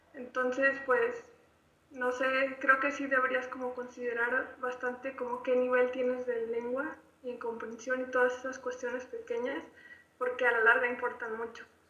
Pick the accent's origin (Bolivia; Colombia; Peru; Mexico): Mexico; Bajío; yo soy de aquí, del Bajío